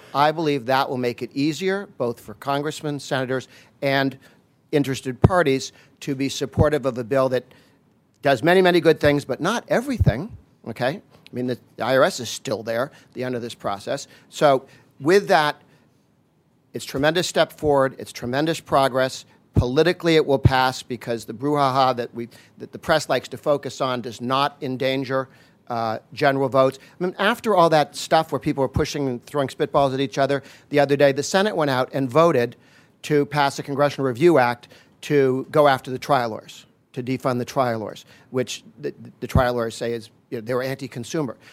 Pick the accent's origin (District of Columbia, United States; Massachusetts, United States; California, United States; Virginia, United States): Massachusetts, United States; I grew up in Massachusetts